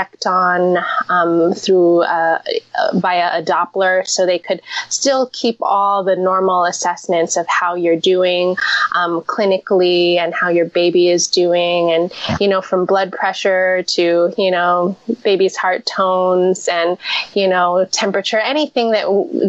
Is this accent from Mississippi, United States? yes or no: no; Seattle, Washington, United States; now in New York, United States; In my home state, in Seattle